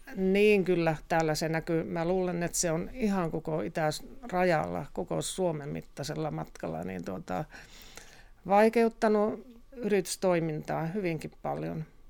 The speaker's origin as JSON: {"language": "Finnish", "town": "Joensuu", "region": "North Karelia", "country": "Finland", "also_born_or_lived": "Kontiolahti", "moved": "yes", "lives_now": "Tohmajärvi, Finland", "said": "olen Joensuusta. Tai syntynyt Kontiolahdessa ja Joensuusta sitten tänne, tänne muutettiin perheen kanssa"}